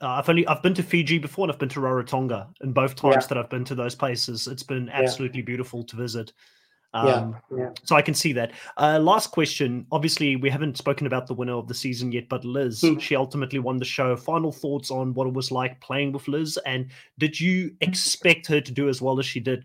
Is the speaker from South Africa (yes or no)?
yes; South Africa; moved away; I'm originally from South Africa